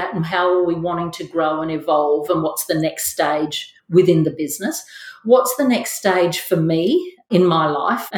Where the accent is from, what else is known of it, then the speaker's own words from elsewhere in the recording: Mackay, Queensland, Australia; I was born in Mackay. I'm the first of five children. Yeah, from a family that's lived in Mackay